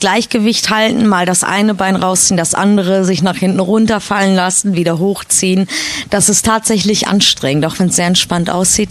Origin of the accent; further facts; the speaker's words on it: Kassel, Hesse, Germany; moved away as an adult; now in Soma Bay, Egypt; Ich komme ursprünglich aus äh, Kassel, also Nordhessen, die Ecke